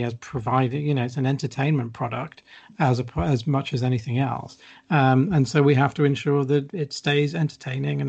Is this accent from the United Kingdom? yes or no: yes; United Kingdom; as a British fan